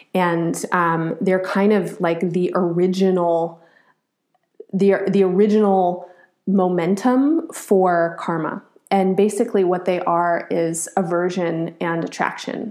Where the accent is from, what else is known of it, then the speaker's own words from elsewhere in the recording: United States; as an American, as a product of this place. Um, I'm formed by it.